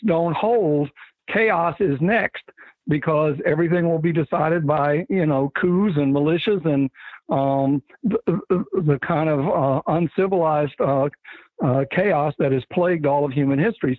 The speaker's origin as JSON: {"language": "English", "town": "Atlanta", "region": "Georgia", "country": "United States", "tie": "born or raised there", "said": "I was growing up in Atlanta"}